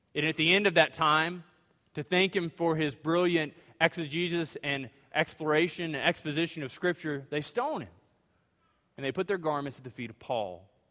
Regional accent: Louisiana, United States; now in Greenville, TX, United States; I'm from Louisiana

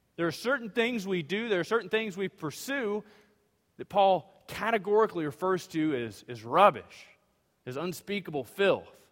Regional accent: Louisiana, United States; now in Greenville, TX, United States; I'm from Louisiana

